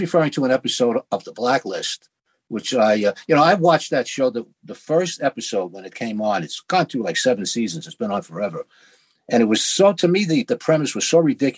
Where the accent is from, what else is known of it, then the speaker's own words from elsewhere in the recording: New York City, New York, United States; I come from the Lower East Side of Manhattan